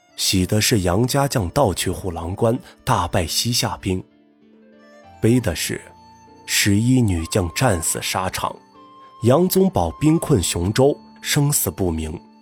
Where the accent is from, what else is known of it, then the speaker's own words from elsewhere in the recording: Gulang, Gansu, China; 我是来自甘肃武威的一个小县城，古浪县